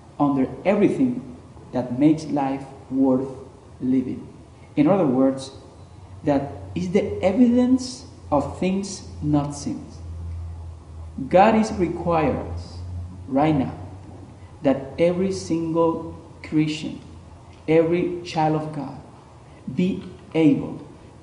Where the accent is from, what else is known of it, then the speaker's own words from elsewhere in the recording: Colombia; now in Toronto, Canada; I'm originally from Colombia